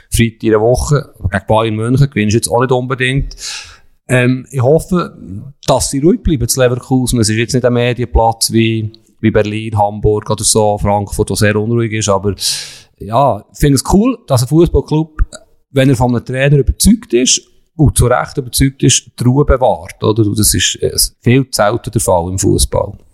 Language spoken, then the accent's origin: German; Bern, Switzerland; für mich als Berner.